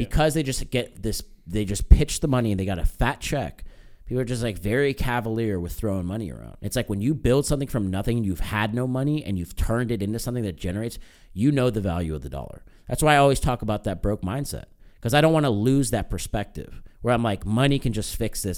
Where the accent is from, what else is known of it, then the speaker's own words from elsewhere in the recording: United States; I'm American.